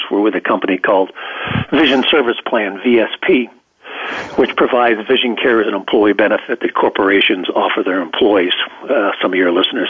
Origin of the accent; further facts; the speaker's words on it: Pasadena, California, United States; also born or lived in San Marino, California; I was born in Pasadena, California, home of the Rose Bowl. And I was raised up around that area